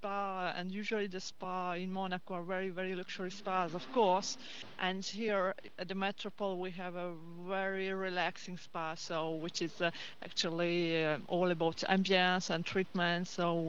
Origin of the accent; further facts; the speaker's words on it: Hungary; It was in Hungary, actually, in Hungary, so which is not very far away from here, but the spa business is Hungary.